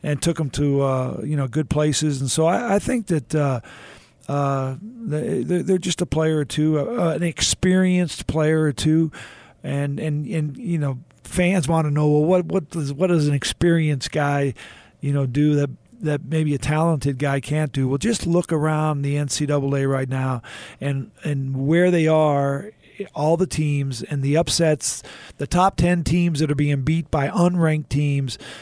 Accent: Houston, Texas, United States; I was a kid growing up in Houston

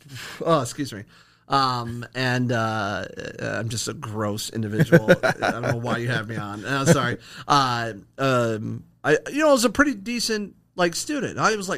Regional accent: Akron, Ohio, United States; now in Toledo, United States; No, I'm actually originally from Akron, Ohio. I'm a transplant to the 419.

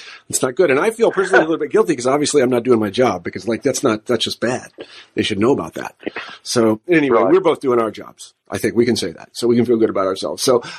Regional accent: Midwest, United States; it's partially because I'm a Midwesterner.

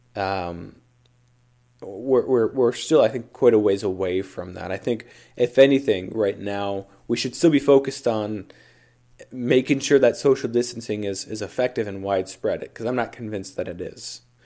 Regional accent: Minnesota, United States; Minnesota, you know, my home state

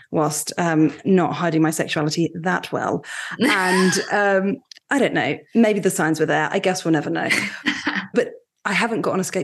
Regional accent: Mountain Lakes, New Jersey, United States; Yes, I grew up in New Jersey.

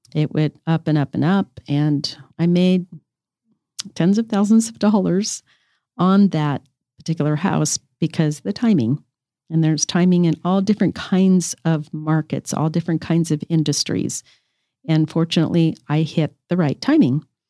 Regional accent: Colorado, United States; I was raised in Colorado. I'm from the Rocky Mountain State.

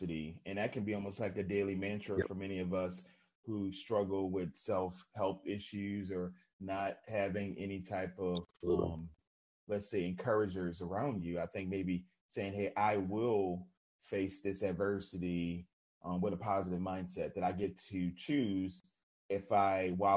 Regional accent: New Orleans, Louisiana, United States; moved away; I'm originally from New Orleans

